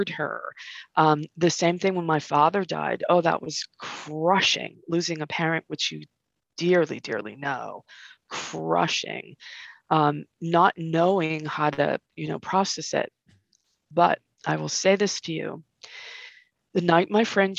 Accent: Massachusetts, United States; also born or lived in California; I grew up here in Massachusetts, but I moved to California when I was 19

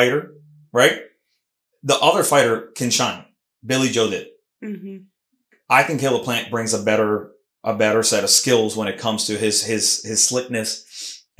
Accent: Puerto Rico; accent: Puerto Rican; my Puerto Rican accent mixing with the Mexican accent

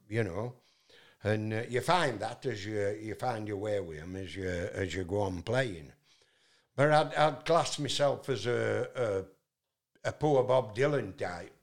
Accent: Yorkshire and the Humber, United Kingdom; accent: Yorkshire; I'm from Yorkshire in England

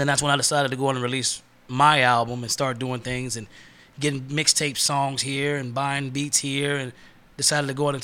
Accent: Texas, United States; we're from Texas

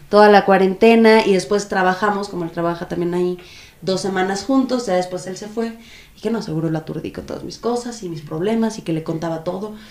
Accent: Guadalajara, Jalisco, Mexico; De Guadalajara.

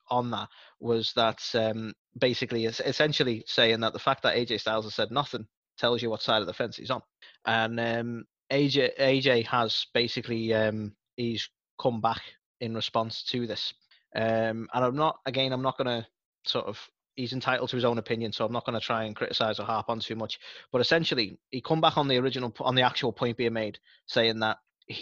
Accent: United Kingdom; I'm British

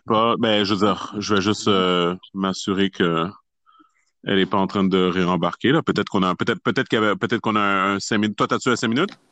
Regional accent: Montreal, Quebec, Canada; je viens de Montréal

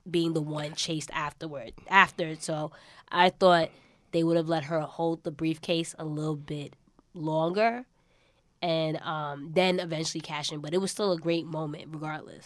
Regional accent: New York, United States; accent: New York; my accent, you know, a lot of people like a New York accent.

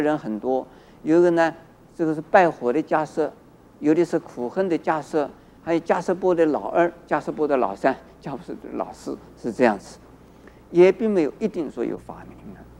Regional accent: China; 在我们中国人呢，很重视姓

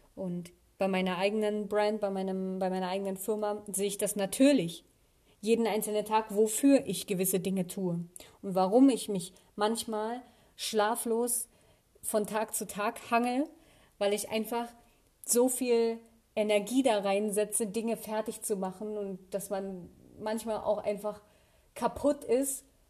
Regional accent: Germany; hier in meiner Heimatstadt

